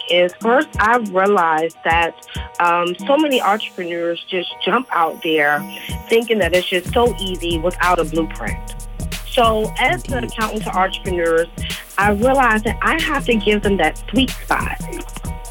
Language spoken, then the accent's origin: English; Washington, District of Columbia, United States; I grew up in Washington, D.C., Northeast Blair